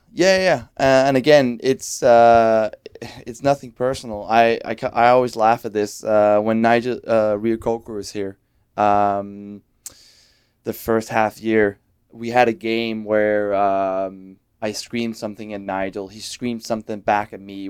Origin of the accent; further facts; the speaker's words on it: Denmark; moved away as an adult; now in Vancouver, Canada; still see every time I'm back in Denmark